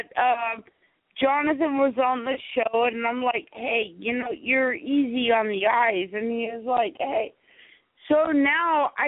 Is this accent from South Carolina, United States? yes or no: yes; South Carolina, United States; I'm from, I was raised in South Kakalaki. You know, I'm South Carolina